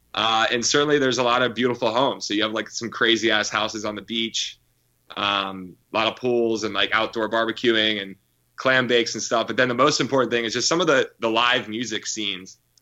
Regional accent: Pennsylvania, United States; also born or lived in Syracuse, New York / Los Angeles; now in New York City, United States; I'm from Pennsylvania

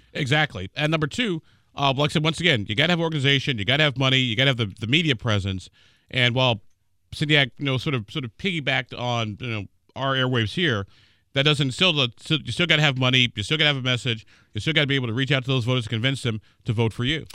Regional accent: Illinois, United States; now in Indiana, United States; I'm from Illinois

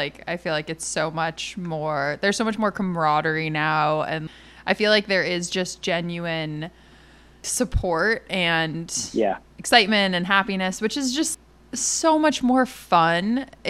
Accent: Massachusetts, United States; because I grew up outside of Boston and sometimes I love upstate New York, but our seafood scene is not really it.

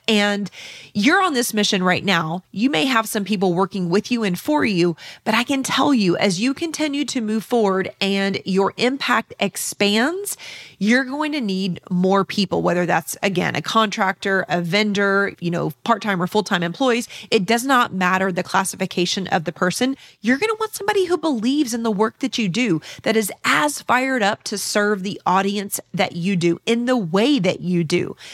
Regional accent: San Antonio, Texas, United States; my hometown of San Antonio, Texas

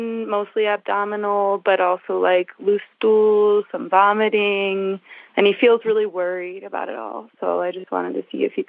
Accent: New York, United States; moved away as an adult; also born or lived in California; now in Guanajuato, Mexico; Yeah, I'm originally from New York. I lived in California for a while, and now I've been in Mexico for about 3 years.

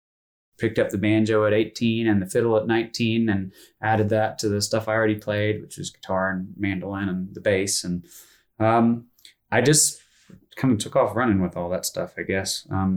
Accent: Greenville, North Carolina, United States; also born or lived in Elizabeth City, North Carolina; I was born in eastern North Carolina in a little town called Elizabeth City near the coast. We just came back from there yesterday, in fact. And then I was raised in Greenville, North Carolina

